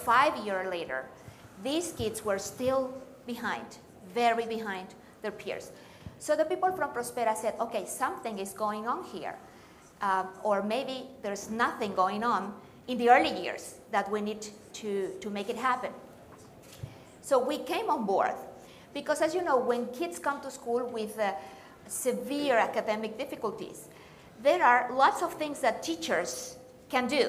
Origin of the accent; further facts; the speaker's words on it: Aguascalientes, Mexico; I could not find a school in my hometown in Mexico, Aguascalientes, in the belly button of Mexico